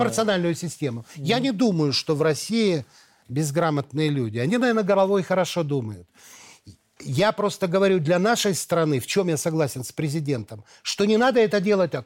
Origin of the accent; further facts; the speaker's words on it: Belarus; мои предки все здесь, в Беларуси. Моего дедушку, бабушку, отца, все знают. И сейчас я приезжаю к себе в деревню, в деревню Каролина